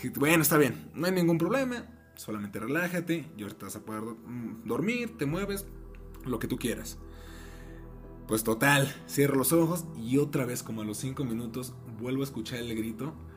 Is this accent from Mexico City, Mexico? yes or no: yes; Mexico City, Mexico; moved away; yo soy de la Ciudad de México, toda mi familia vive allá